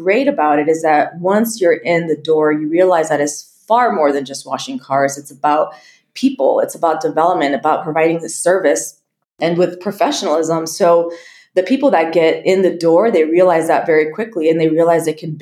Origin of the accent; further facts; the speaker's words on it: El Paso, Texas, United States; the company that I worked for back in El Paso, Texas, which is my hometown